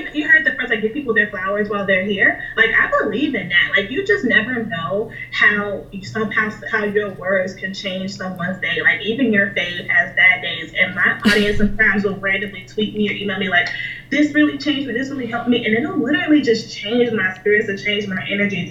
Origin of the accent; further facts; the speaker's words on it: Chicago, Illinois, United States; moved away as an adult; now in Pittsburgh, United States; so I live in Pittsburgh right now. I'm not from Pittsburgh. I'm from Chicago, and I moved here a couple years ago when I graduated from college